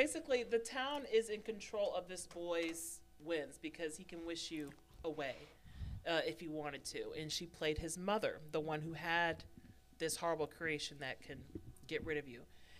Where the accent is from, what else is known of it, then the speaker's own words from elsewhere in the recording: Binghamton, New York, United States; I was born in Binghamton.